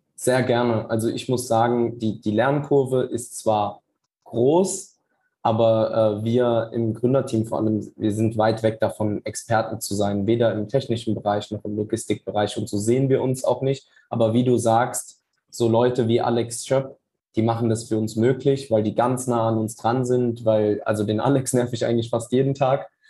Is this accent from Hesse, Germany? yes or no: yes; Wiesbaden, Hesse, Germany; Ich komme tatsächlich aus Wiesbaden.